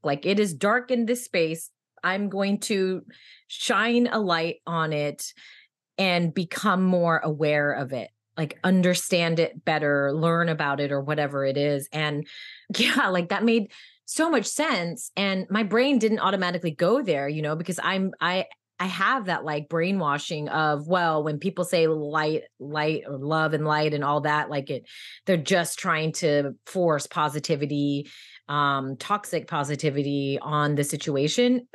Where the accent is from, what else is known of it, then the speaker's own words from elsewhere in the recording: United States; now in New York, United States; I'm American